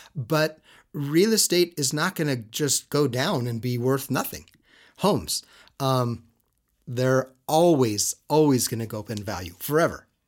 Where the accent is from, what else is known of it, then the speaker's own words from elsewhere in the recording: Southern California, United States; now in Utah, United States; I come from Southern California